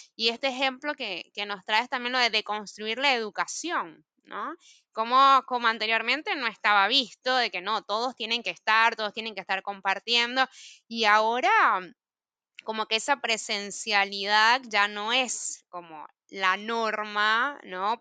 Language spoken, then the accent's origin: Spanish; Mérida, Venezuela; moved away as an adult; now in Buenos Aires, Argentina; yo que vengo de los Andes, de Mérida